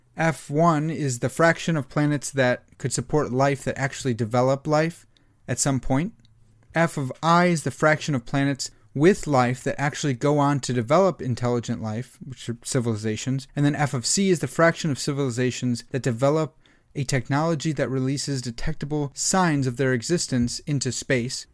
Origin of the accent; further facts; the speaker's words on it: Illinois, United States; I'm from Illinois. I know about the, the Fermi Lab. We, I grew up, that was part of my childhood, was going to Fermi Lab